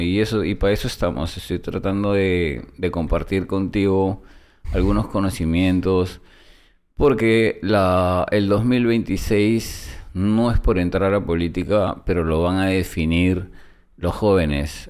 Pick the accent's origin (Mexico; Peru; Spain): Peru; moved away as an adult; also born or lived in United States; soy peruano